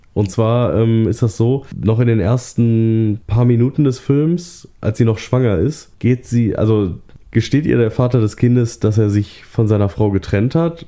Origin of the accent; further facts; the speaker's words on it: Duisburg, North Rhine-Westphalia, Germany; moved away; Ich komme ursprünglich aus Duisburg, von da aus war's höchstens eine Stunde nach Düsseldorf